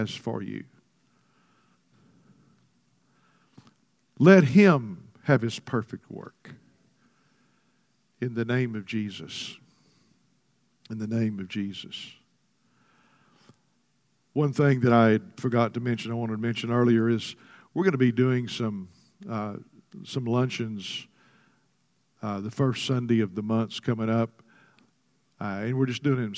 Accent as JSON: {"language": "English", "region": "Texas", "country": "United States", "tie": "born or raised there", "said": "I was born in Texas."}